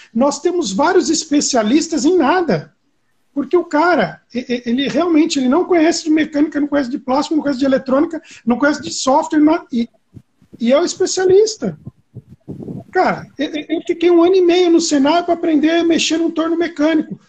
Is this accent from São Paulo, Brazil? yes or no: yes; São Caetano do Sul, São Paulo, Brazil; Eu moro no ABC, né? eu sou de São Caetano